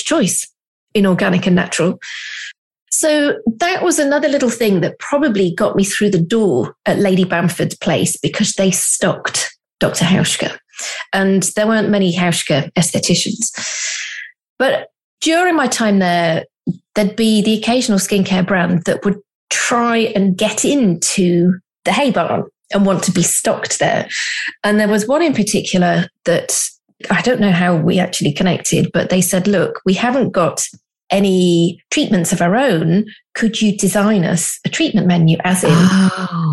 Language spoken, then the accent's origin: English; the Cotswolds, South West England, United Kingdom; I'm from the Cotswolds.